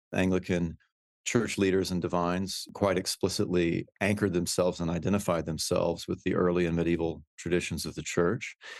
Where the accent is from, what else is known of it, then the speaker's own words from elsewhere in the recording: Houston, Texas, United States; moved away as an adult; I'm actually a native Texan. I, I grew up in Houston